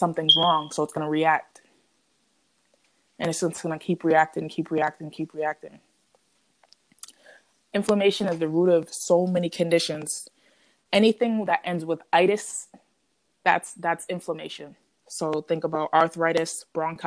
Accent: Boston, Massachusetts, United States; moved away; also born or lived in Connecticut; I'm from the Boston area in Massachusetts

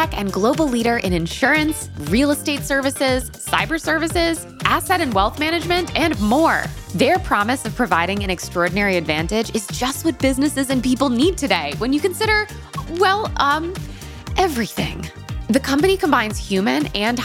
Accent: Connecticut, United States; we're both from Connecticut

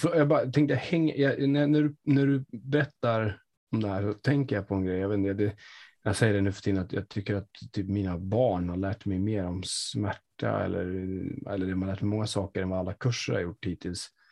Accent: Sweden; jag bor ju i Sverige, jag är uppväxt som svensk

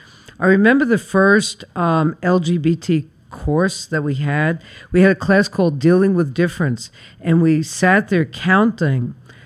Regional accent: New York City, New York, United States; I was born and raised in Flatbush.

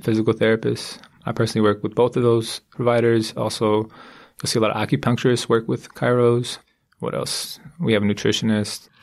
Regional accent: San Diego, California, United States; I'm from San Diego. I grew up in San Diego and went to San Diego State

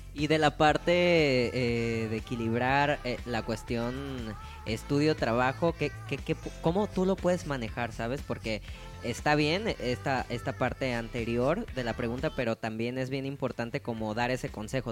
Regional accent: Mexico; como mexicanos

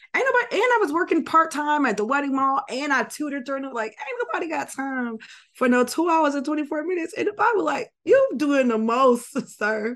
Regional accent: Florida, United States; moved away; I'm from Florida originally

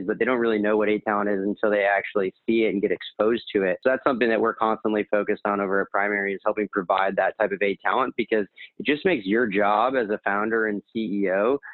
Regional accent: New England, United States; moved away as an adult; also born or lived in Miami; now in New York, United States; growing up in New England

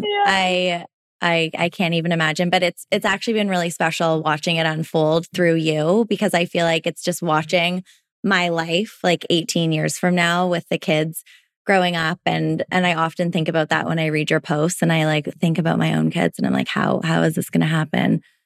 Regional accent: Toronto, Ontario, Canada; now in Vancouver, Canada; I grew up in Toronto, which is obviously a big city. And moved out to Vancouver.

